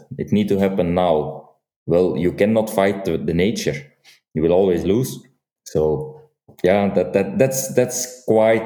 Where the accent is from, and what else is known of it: Flanders, Belgium; accent: Flemish; first language Dutch (Flemish); English is a second language